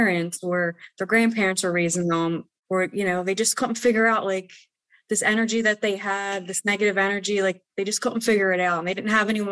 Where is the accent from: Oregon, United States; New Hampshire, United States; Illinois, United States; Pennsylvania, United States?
Pennsylvania, United States; Philadelphia; I come from the city, and I come from South Philly